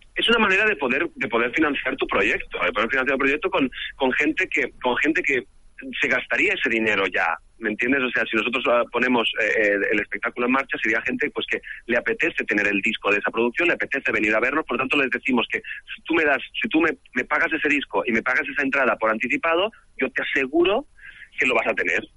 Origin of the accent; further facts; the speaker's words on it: Mallorca, Balearic Islands, Spain; mi tierra también cuesta mucho, que es Mallorca